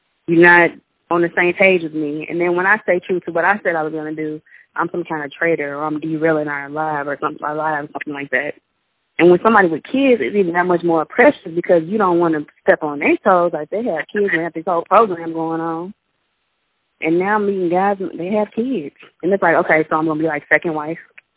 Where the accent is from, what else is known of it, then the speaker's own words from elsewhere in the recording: Chicago, Illinois, United States; moved away as an adult; now in Mississippi, United States; I'm from Chicago